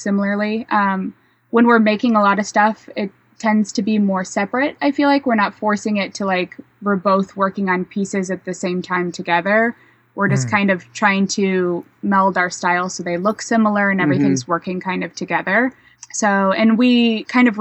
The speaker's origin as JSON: {"language": "English", "town": "St. Louis", "region": "Missouri", "country": "United States", "said": "we're from St. Louis"}